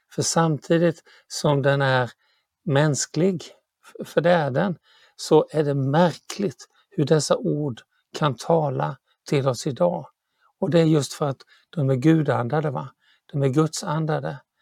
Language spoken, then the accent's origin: Swedish; Sweden; jag är ju svensk